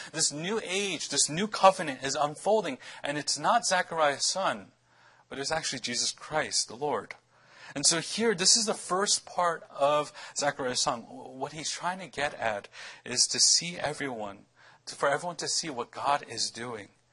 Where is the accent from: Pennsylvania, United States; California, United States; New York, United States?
New York, United States; New York City; wanted to name our, our child daughter Brooklyn after, you know, my hometown